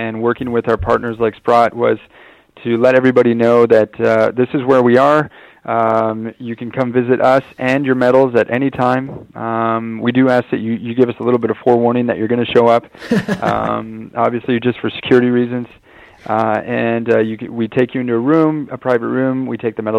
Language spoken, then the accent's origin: English; Canada; I being a Canadian myself